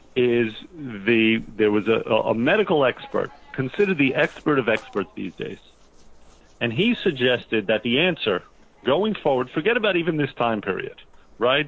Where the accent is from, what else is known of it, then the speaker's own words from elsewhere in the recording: New Jersey, United States; we're from New Jersey